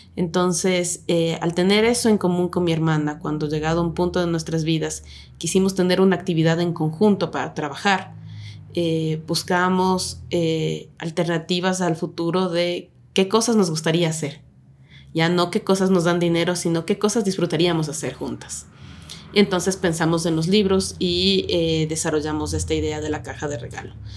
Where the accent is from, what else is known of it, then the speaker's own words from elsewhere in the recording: Ecuador; also born or lived in Quito; Soy nacida en Quito, pero en Bateñita porque me crié ahí.